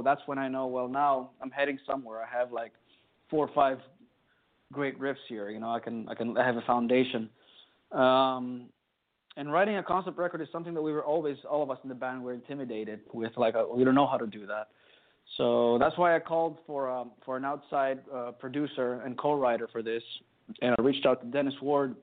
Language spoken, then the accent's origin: English; Greece; we're from Greece